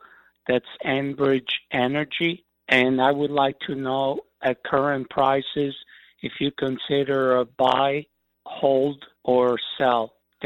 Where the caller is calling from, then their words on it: Fresno, California, United States; I'm calling from Fresno, California.